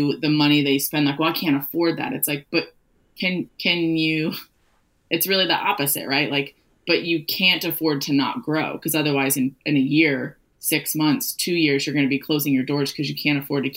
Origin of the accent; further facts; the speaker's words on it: St. Louis, Missouri, United States; I was born and raised in St. Louis, Missouri